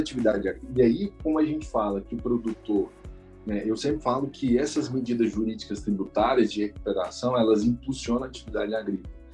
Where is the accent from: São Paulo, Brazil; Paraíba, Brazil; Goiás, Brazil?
Goiás, Brazil; Cristalina; moved away; eu que vim da cidade do interior, de Cristalina, que é uma cidade produtora